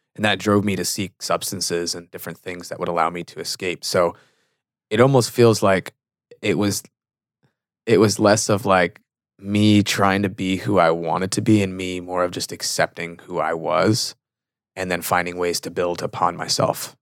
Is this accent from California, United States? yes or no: yes; Fremont, California, United States; moved away; I grew up in the Bay Area, California. So in between Oakland and San Jose, city called Fremont.